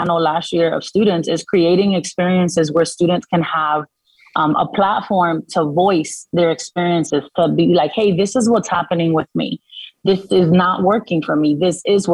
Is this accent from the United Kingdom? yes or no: no; Dominican Republic; first language Spanish; English is a second language; moved away; I'm from the Dominican Republic. I wasn't born in this country. So that is my immigrant story. I journeyed here with my mother